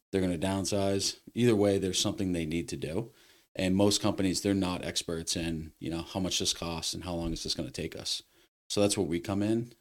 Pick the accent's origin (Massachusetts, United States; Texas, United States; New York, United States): Massachusetts, United States; Westford; also born or lived in Lowell, Massachusetts / Boston, Massachusetts; now in Littleton, United States; I was born in Lowell. I was raised in Westford